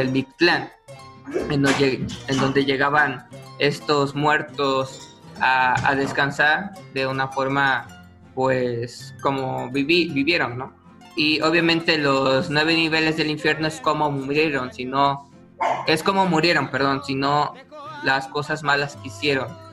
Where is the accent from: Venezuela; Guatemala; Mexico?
Mexico; es un orgullo eh, ser mexicano en esas fechas